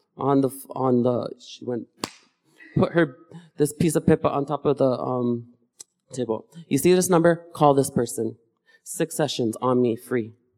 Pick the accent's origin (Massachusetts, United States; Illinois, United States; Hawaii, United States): Hawaii, United States; when I grew up with my family, we practice a practice called mo'o ku au